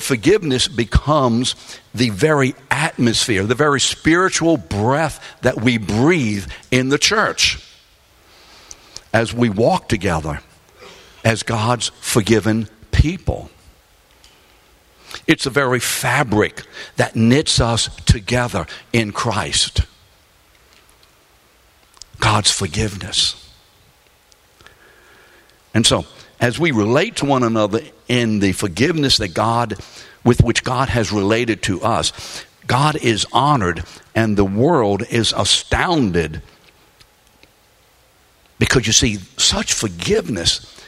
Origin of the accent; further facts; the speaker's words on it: New Orleans, Louisiana, United States; also born or lived in London; I was raised in New Orleans, Louisiana, after we came over on the Queen Mary in 1946. I was born in London